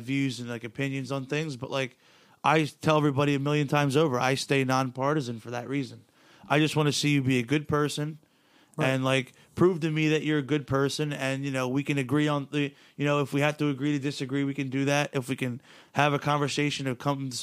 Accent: United States; I'm an American

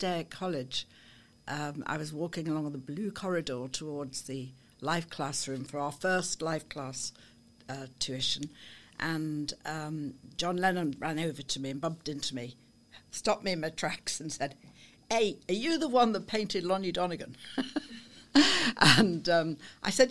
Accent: Liverpool, North West England, United Kingdom; moved away as an adult; now in near Chester, United Kingdom; I was born in Liverpool, yes, born and bred

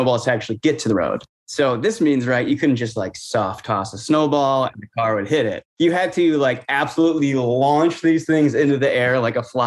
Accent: Chicago, Illinois, United States; I'm from Chicago, but I'm down here for the holidays

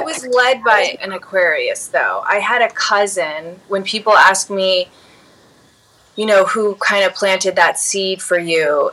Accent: Chicago, Illinois, United States; growing up in Chicago, Illinois, I grew up at my mom's dance studio as a dancer

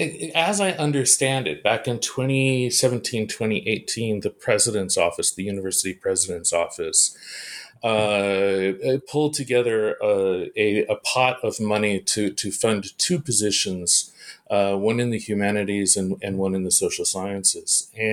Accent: California, United States; Well, actually, I'm a Californian, and so everything started for me in California, in the Bay Area of California.

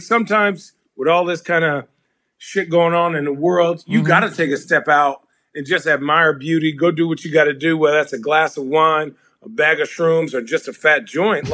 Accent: Phoenix, Arizona, United States; also born or lived in New York, United States; I grew up in Arizona. I'm originally from New York

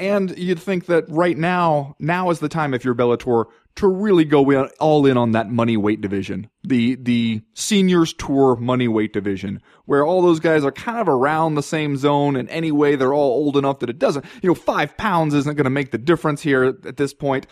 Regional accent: Southern California, United States; moved away; I grew up in Southern California where you had to drive like thirty minutes to find an ice rink

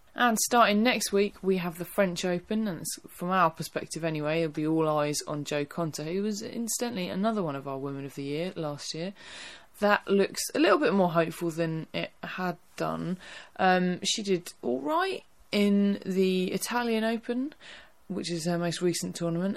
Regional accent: Essex, East of England, United Kingdom; I am from Essex

